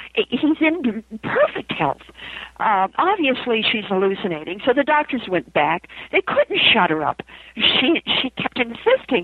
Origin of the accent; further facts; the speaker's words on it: Idaho, United States; I come from Idaho.